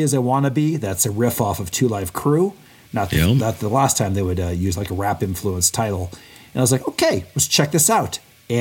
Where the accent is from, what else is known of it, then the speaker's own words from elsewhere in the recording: West Lafayette, Indiana, United States; I grew up in West Lafayette, Indiana